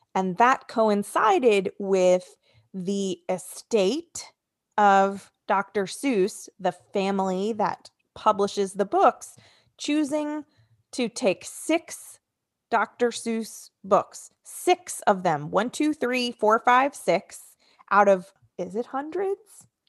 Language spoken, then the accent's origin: English; New Jersey, United States; New Jersey. Welcome, my home state.